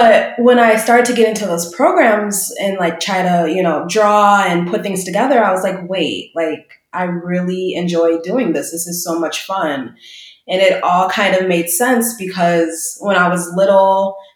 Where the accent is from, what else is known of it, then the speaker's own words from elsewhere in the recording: Waukegan, Illinois, United States; also born or lived in Chicago; I actually grew up in a suburb outside of Chicago called Waukegan, Illinois